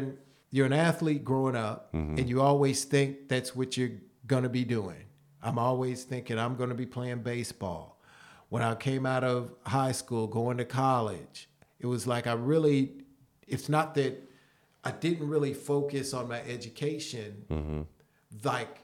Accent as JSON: {"language": "English", "town": "Prospect", "region": "Kentucky", "country": "United States", "tie": "born or raised there", "said": "Louisville, Kentucky. Ah. And it's actually a suburb in Louisville called Prospect, Kentucky."}